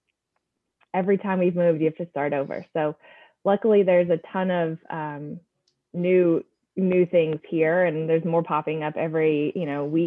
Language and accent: English; Atlanta, Georgia, United States; moved away as an adult; also born or lived in New York; now in Charlotte, United States; originally I'm from Atlanta. That's where we were for many years